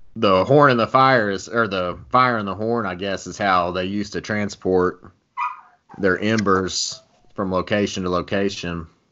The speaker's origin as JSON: {"language": "English", "region": "Texas", "country": "United States", "said": "I'm from Texas, still reside in Texas."}